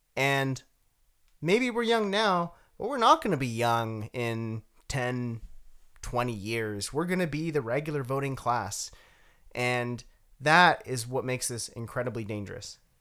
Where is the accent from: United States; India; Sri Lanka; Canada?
Canada; I have a duty as a Canadian